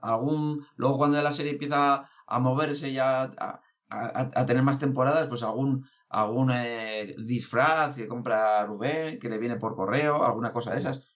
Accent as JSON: {"language": "Spanish", "town": "Basauri", "region": "Basque Country", "country": "Spain", "said": "yo soy de Basauri"}